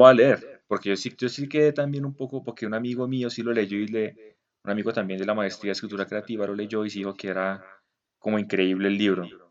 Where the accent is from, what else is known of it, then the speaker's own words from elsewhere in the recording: Colombia; siendo nosotros colombianos